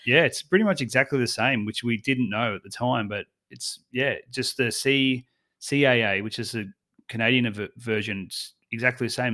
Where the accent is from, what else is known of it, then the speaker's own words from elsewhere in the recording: Australia; I'm from Australia